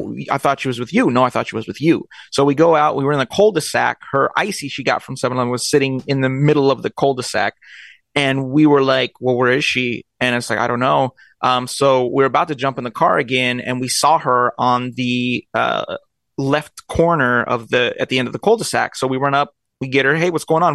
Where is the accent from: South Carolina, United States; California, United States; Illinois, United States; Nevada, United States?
California, United States; Long Beach; I was born in Long Beach and raised